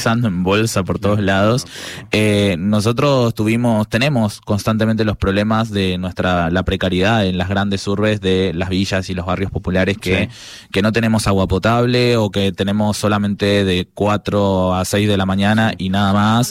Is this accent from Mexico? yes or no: no; Paraguay; now in Córdoba, Argentina; yo soy de Paraguay